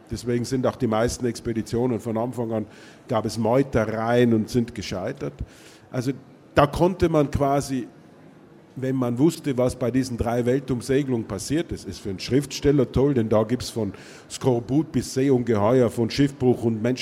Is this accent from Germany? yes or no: no; Austria; wobei ich zugleich sagen muss, dass ich als Österreicher gewissermaßen einen Aachener Heimatroman geschrieben habe